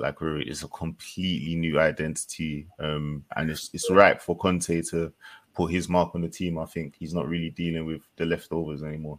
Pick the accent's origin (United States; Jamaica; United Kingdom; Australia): Jamaica; as a Jamaican